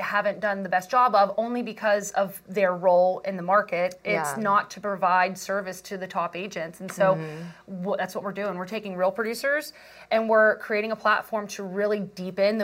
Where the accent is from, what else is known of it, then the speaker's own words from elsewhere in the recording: West Virginia, United States; also born or lived in Boston; now in San Diego, United States; I'm originally from West Virginia